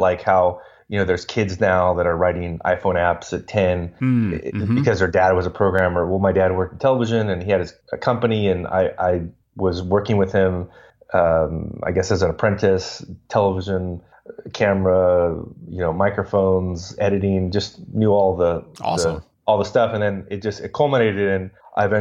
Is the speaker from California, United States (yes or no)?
yes; Los Angeles, California, United States; I grew up in Los Angeles